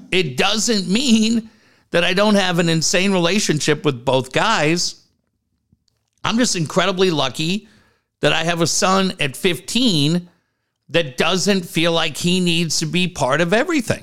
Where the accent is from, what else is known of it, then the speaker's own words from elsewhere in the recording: Cardiff-by-the-Sea, California, United States; I grew up in Cardiff